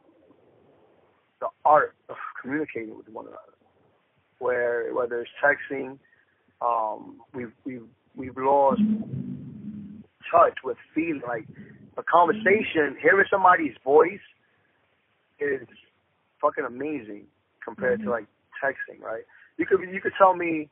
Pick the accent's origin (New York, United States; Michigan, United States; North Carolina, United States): New York, United States; New York City; I'm from Dykeman, man. Born and raised.